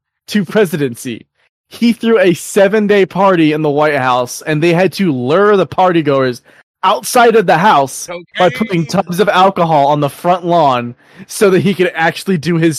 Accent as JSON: {"language": "English", "country": "United States"}